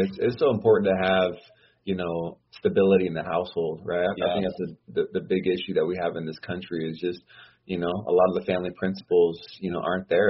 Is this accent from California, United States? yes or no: yes; Oceanside, California, United States; now in Las Vegas, United States; I grew up in Oceanside, California.